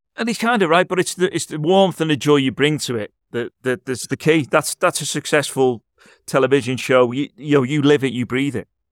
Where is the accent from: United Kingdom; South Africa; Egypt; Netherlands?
United Kingdom; Liverpool, North West England; I'm from Liverpool myself